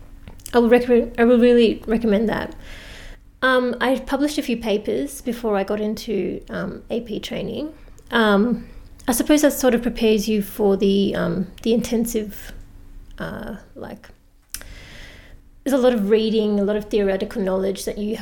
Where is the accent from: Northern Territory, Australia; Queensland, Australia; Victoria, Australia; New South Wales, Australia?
Victoria, Australia; also born or lived in Adelaide; I'm originally from Victoria. I went to Adelaide to do medicine.